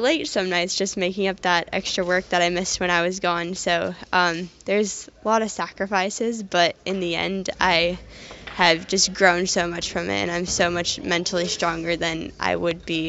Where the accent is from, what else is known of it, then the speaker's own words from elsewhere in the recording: San Francisco, California, United States; growing up in San Francisco